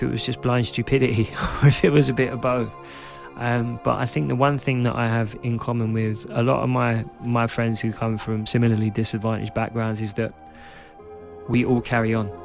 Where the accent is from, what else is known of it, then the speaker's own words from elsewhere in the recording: London, United Kingdom; I was growing up in Clapton, in Hackney